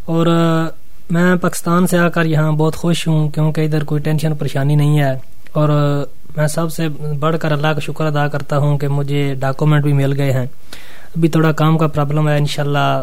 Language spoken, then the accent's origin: Italian; Pakistan; Italian is a second language; moved away as an adult; now in Rioveggio, Italy; vengo dal Pakistan, ho 26 anni, abito a Rioveggio, sono arrivato in Italia un anno e sei mesi fa, passando dalla città di Sirat in Libia, ho passato dieci mesi nel punto di accoglienza di Villa Angeli a Sasso